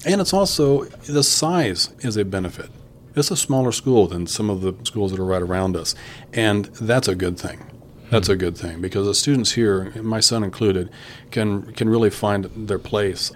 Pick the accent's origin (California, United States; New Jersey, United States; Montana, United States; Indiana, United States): Indiana, United States; Kokomo; I'm from Kokomo originally